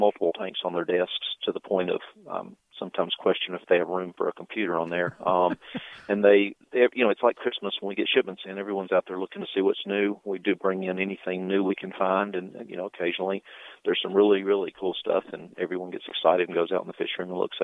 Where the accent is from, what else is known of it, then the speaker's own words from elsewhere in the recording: Atlanta, Georgia, United States; I'm from Atlanta